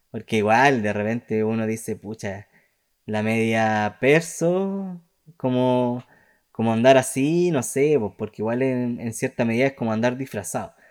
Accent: Chile; yo soy más chileno que, que los porotos

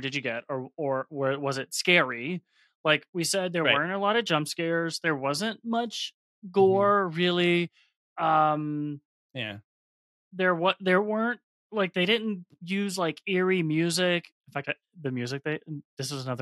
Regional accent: South Carolina, United States; I'm from South Carolina, so I spent a lot of time in the low country

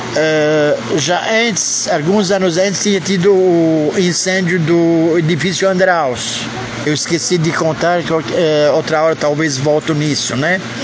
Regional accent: Brazil; also born or lived in Israel; Eu venho do Brasil

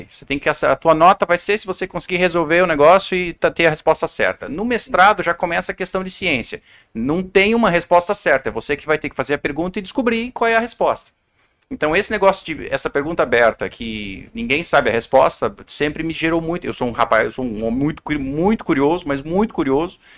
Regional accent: Balneário Camboriú, Santa Catarina, Brazil; also born or lived in Curitiba / Blumenau; Eu sou do sul do Brasil, sou lá de. Eu nasci em Curitiba, mas cresci em Camboriú, em Balneário Camboriú, e fiz a minha faculdade em Blumenau, ali na FURB.

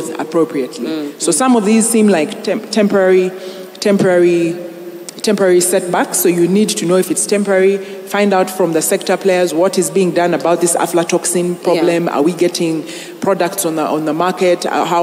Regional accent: Kabale, Western Region, Uganda; You had to go to my hometown.

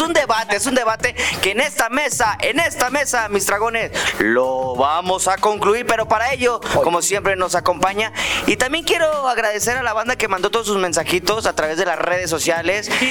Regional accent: Guadalajara, Jalisco, Mexico; nosotros somos de Guadalajara, Jalisco

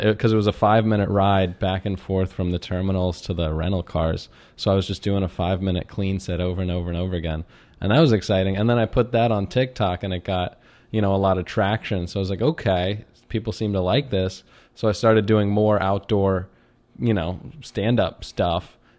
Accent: Chevy Chase, Maryland, United States; Yeah, I grew up in Chevy Chase, Maryland, which is right on the border of the city, which is funny because Chevy Chase, Maryland

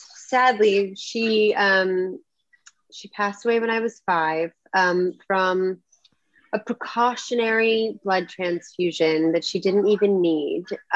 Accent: Los Angeles, California, United States; I grew up I grew up in the Valley of LA.

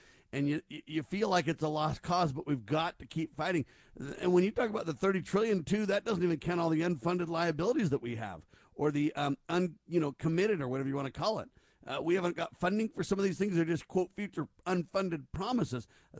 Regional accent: United States

